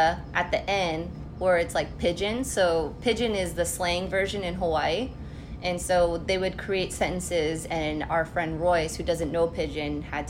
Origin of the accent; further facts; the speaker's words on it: Philippines; I am Filipino.